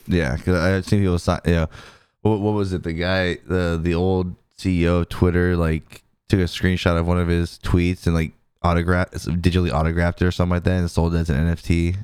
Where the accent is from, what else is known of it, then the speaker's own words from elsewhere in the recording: California, United States; moved away; I'm originally from California